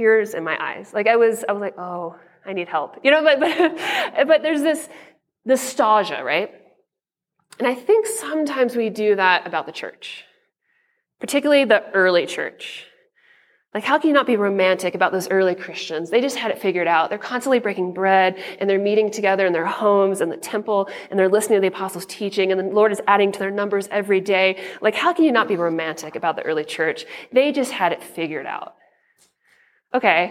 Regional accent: Atlanta, Georgia, United States; now in Denver, United States; I was born in Atlanta. I grew up a Braves fan. Growing up in the 90s

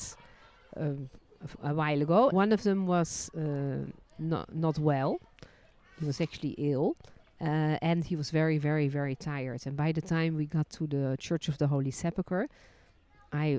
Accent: Netherlands; also born or lived in France; now in Israel; I was born in Holland, then lived and worked as a licensed tour guide in France, and ended my journey living and working in Israel.

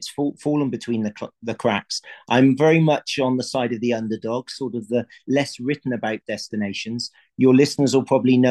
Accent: Somerset, South West England, United Kingdom; moved away as an adult; also born or lived in Stellenbosch, South Africa; now in Eastern Cape, South Africa; I met a lady in the UK. I'm from Somerset in the country.

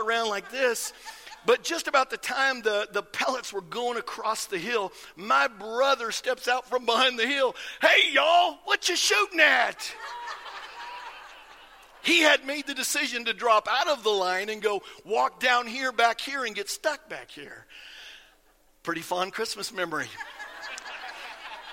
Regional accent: Iowa, United States; I grew up in Iowa, and I grew up kind of out in the country

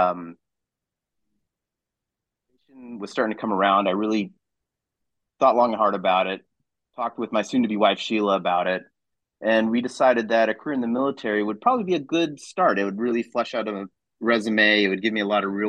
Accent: Clay Center, Kansas, United States; also born or lived in Hays, Kansas; I grew up in Clay Center, Kansas, which is out east by Manhattan.

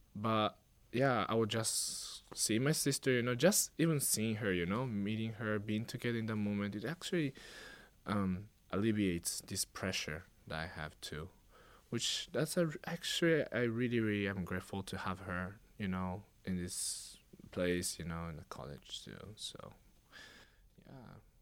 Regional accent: Japan; moved away as an adult; now in Hawaii, United States; I was born in Japan, unlike my sister, uh, and I was also raised there all my life

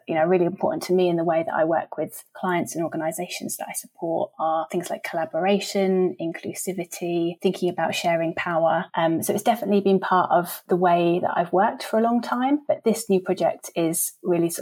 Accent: just outside Brighton, Sussex, South East England, United Kingdom; I grew up just outside Brighton and I left Sussex when I was 18 to go to university, but came back about 5 years ago

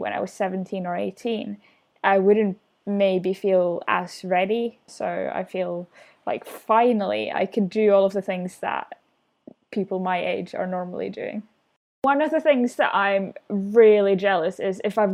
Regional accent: Finland; moved away; I'm from Finland

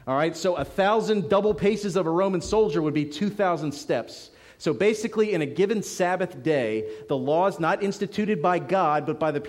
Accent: Philadelphia, Pennsylvania, United States; now in South Georgia, United States; growing up in Philadelphia

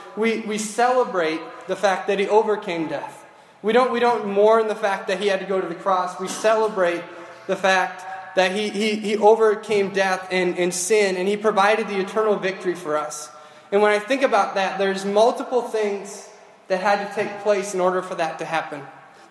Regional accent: Grand Rapids, Minnesota, United States; I was born and raised in Grand Rapids

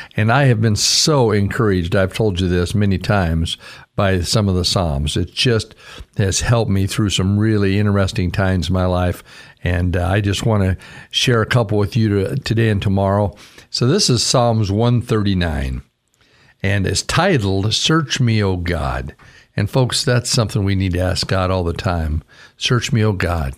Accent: Caldwell, Idaho, United States; moved away as an adult; also born or lived in Vancouver, Washington; growing up in Idaho and being raised in, in Caldwell

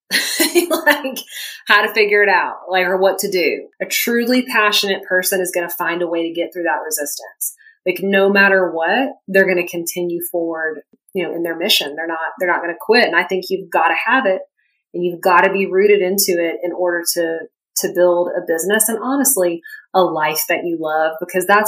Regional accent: the South, United States; I'm from the South, I grew up in a family that hunts

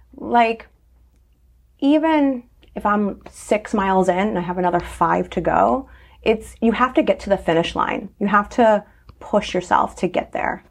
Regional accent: Naugatuck, Connecticut, United States; I grew up in Naugatuck

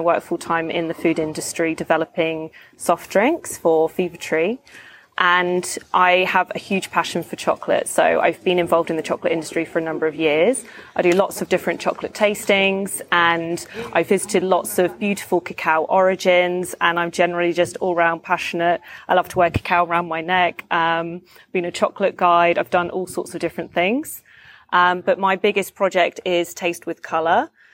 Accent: London, United Kingdom; I'm from London.

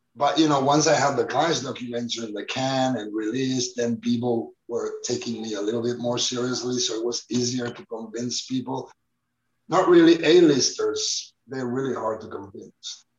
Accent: Barcelona, Catalonia, Spain; I was born in Barcelona in the 1970s

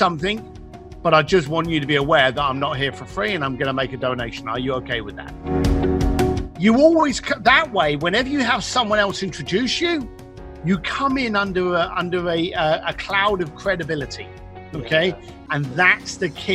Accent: London, United Kingdom; I'm a guy from East London, left school at the age of 15, started working with my parents on the building site

